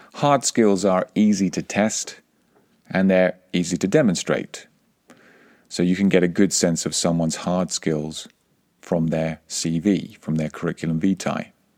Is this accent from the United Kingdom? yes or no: yes; England, United Kingdom; accent: English; My English accent, when I speak Spanish, is part of who I am. It's part of my heritage